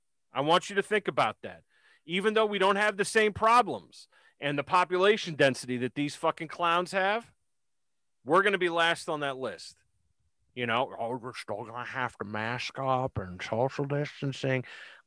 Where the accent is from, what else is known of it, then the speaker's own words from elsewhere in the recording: Jersey City, New Jersey, United States; Paul B and I are from the same town. We're both from Jersey City, which is fucking amazing because Paul B is a little bit older than I am, but we're both from the same town.